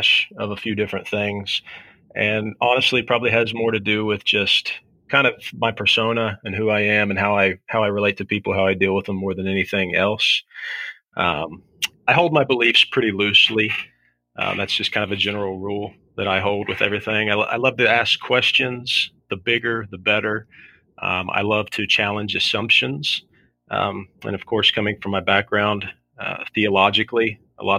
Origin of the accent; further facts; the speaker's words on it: South Shore, Kentucky, United States; moved away as an adult; now in Southern Ohio, United States; I grew up on the Kentucky side and migrated over here to Ohio after I got married